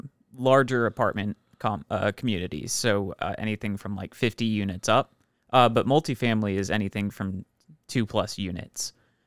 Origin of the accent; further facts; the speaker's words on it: Houston, Texas, United States; So, I am from Houston, Texas